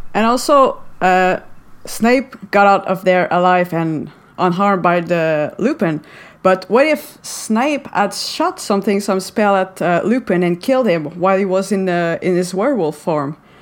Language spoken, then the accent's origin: English; Montreal, Quebec, Canada; first language French; English is a second language; Uh, I'm from uh, Montreal in Canada. So I speak French and English. Uh, French is my uh, first language.